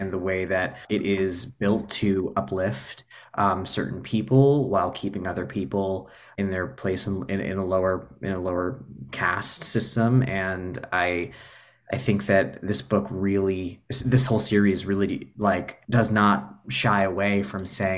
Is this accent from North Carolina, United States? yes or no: yes; North Carolina, United States; I grew up in the South. I grew up in North Carolina